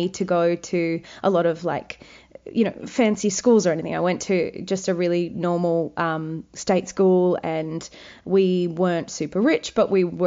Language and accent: English; Wagga Wagga, New South Wales, Australia; I'm from Wagga Wagga.